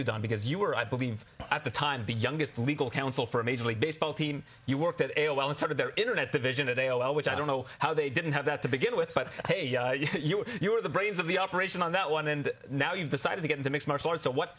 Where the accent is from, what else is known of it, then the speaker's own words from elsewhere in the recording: Canada; as a Canadian